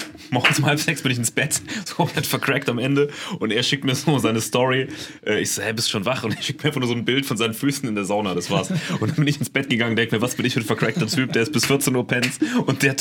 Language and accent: German; Saarland, Germany; now in Stuttgart, Germany; ich komme ja aus dem Saarland, direkt an der französischen Grenze.